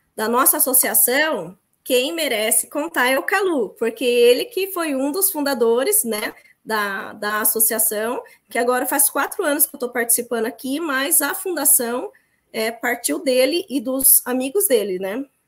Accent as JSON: {"language": "Portuguese", "town": "Piedade", "region": "São Paulo", "country": "Brazil", "tie": "born or raised there", "also_born_or_lived": "Sorocaba", "said": "eu sou paulista, né? É, sou nascida em Piedade"}